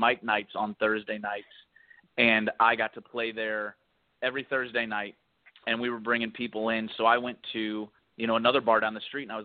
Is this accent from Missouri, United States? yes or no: yes; St. Louis, Missouri, United States; moved away as an adult; now in Nashville, United States; I grew up in St. Louis, Missouri. Went to grade school, high school in St. Louis